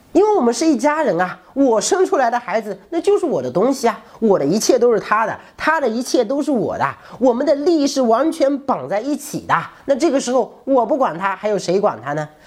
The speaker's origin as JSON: {"language": "Chinese", "country": "China", "said": "我们中国人的传统观念里"}